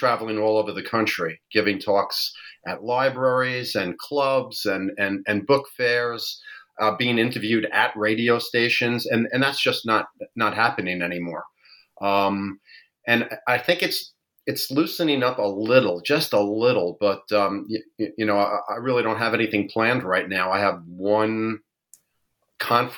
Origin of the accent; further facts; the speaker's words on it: New York, United States; I am born and raised in New York.